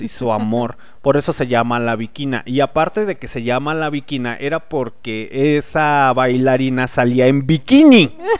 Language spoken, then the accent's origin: Spanish; León, Guanajuato, Mexico; accent: cantadito; Soy de León